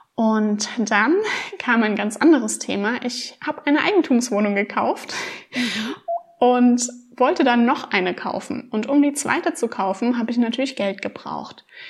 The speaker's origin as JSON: {"language": "German", "region": "Rhineland-Palatinate", "country": "Germany", "said": "ich bin 26 Jahre alt und ich komme aus Rheinland-Pfalz"}